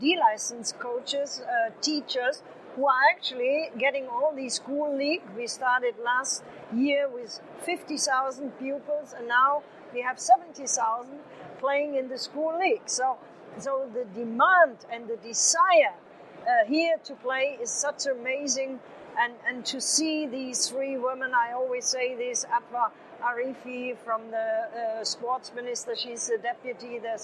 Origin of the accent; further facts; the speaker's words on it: Germany; moved away as an adult; now in Saudi Arabia; I'm from Germany